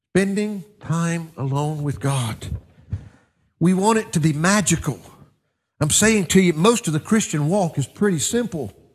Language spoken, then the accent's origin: English; United States; I'm a little bit biased as an American